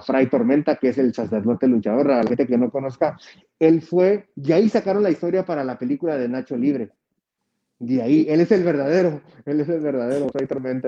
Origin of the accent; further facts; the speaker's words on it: Mexico; como latino, como mexicano